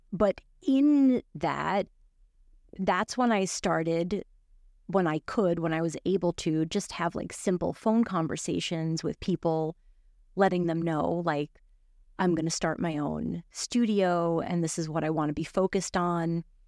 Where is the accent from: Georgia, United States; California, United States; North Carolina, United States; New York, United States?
New York, United States; New York City; also born or lived in Miami; grew up in Brooklyn. I grew up in New York